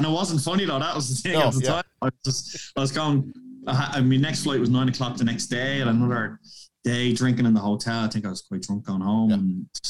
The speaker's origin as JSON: {"language": "English", "town": "Portland", "region": "Oregon", "country": "United States", "said": "because obviously we're from Portland."}